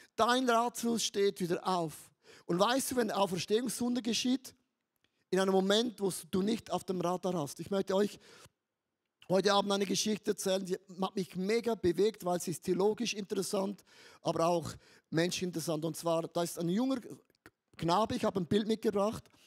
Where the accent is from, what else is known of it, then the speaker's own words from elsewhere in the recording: Switzerland; ich bin ein Schweizer, wir sind ja neutral